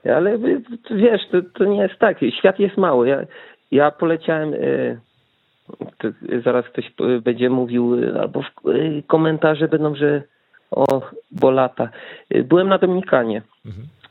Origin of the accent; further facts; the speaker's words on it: Wałbrzych, Lower Silesian Voivodeship, Poland; moved away as an adult; now in Norway; jestem z Wałbrzycha